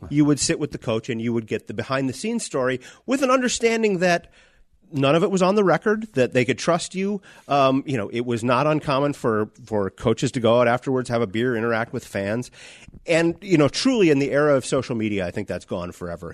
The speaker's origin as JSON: {"language": "English", "town": "Warroad", "region": "Minnesota", "country": "United States", "tie": "born or raised there", "said": "I grew up in War Road"}